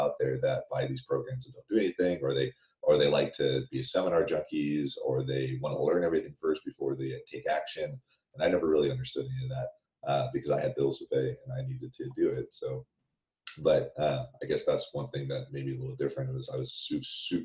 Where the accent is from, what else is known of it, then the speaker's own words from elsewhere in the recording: Sacramento, California, United States; I grew up in Sacramento